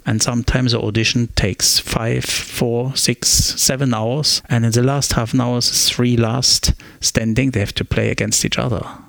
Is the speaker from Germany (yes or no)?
yes; Germany; English is a second language; now in Australia; I grew up in the East German Republic with a clear dictatorship government.